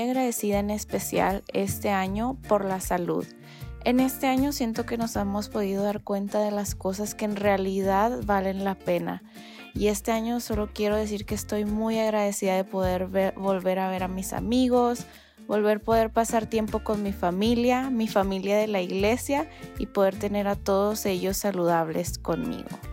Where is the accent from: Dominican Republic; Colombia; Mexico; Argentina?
Mexico; Tijuana, Baja California; soy de Tijuana